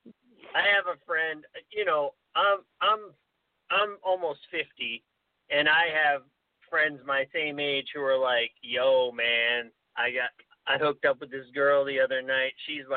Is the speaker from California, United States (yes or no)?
no; Maine, United States; growing up in Maine with my parents, We were friends with Stephen King